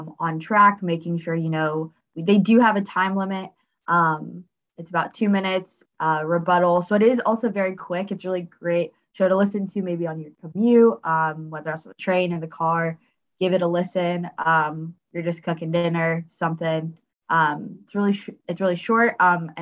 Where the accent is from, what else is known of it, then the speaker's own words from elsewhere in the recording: Los Angeles, California, United States; I'm from Los Angeles